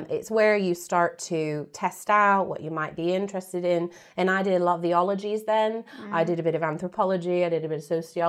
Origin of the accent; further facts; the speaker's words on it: Florida, United States; So obviously I grew up in America. I grew up in Florida, in South Florida, mm-hmm. very hot and sunny.